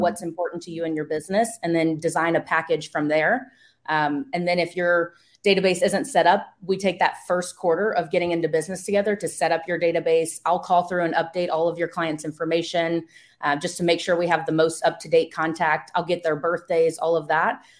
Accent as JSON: {"language": "English", "region": "East Coast", "country": "United States", "moved": "yes", "lives_now": "West Coast, United States", "said": "I'm from the East Coast, I live in the West Coast now"}